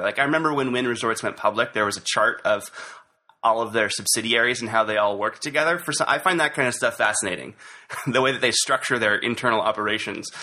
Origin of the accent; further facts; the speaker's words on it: Santa Barbara, California, United States; also born or lived in Goleta, California; I am a native Californian. Uh, I was born here in Santa Barbara, actually in uh, a little town north of here called Goleta. But I've lived in Santa Barbara most of my life